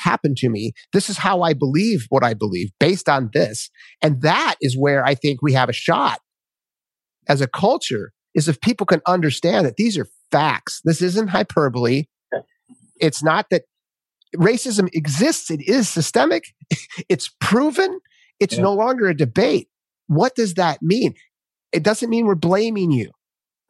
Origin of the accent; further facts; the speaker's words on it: Minnesota, United States; I grew up in Minnesota